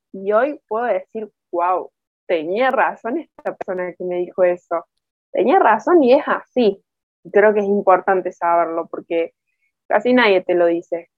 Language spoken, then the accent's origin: Spanish; Córdoba, Argentina; soy muy cordobesa, muy argentina